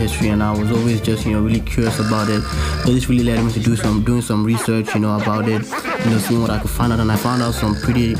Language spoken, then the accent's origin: English; Lagos, Nigeria; I grew up in Lagos, Nigeria, and this is in West Africa